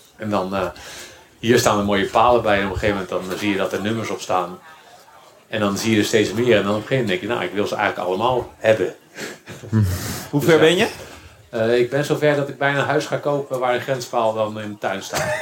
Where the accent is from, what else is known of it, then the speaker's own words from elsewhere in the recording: Randstad, Netherlands; ik kom natuurlijk uit de Randstad